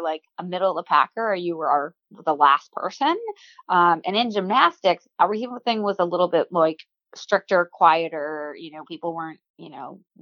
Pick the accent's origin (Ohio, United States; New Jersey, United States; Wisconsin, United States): Wisconsin, United States; Waukesha; I grew up in Waukesha, Wisconsin